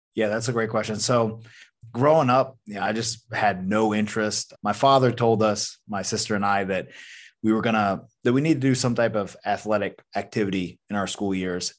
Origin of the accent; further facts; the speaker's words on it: Athens, Georgia, United States; I was born in the South in North Georgia, Athens, Georgia, to be precise, and just raised fairly normal